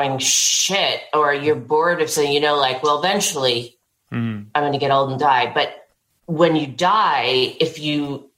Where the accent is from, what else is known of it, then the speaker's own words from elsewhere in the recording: New York City, New York, United States; I grew up in Manhattan